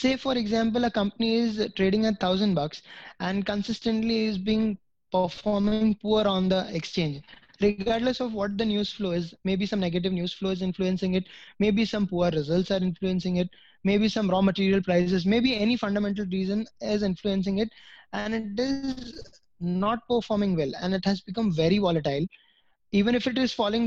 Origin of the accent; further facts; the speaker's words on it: India; being a citizen of India